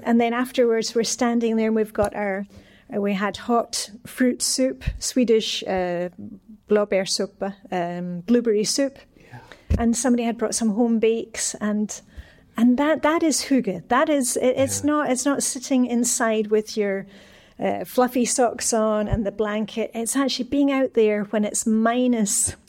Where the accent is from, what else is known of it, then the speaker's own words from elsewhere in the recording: Scotland, United Kingdom; now in Denmark; I'm, I'm Scottish, so I'm a canny Scot.